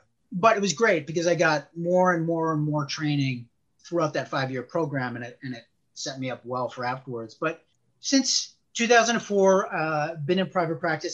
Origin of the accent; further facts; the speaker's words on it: Chicago, Illinois, United States; moved away as an adult; now in Northern Virginia, United States; I was born and raised in Chicago.